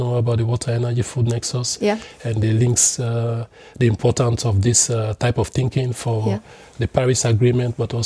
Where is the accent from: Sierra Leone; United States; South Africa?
Sierra Leone; moved away as an adult; also born or lived in Netherlands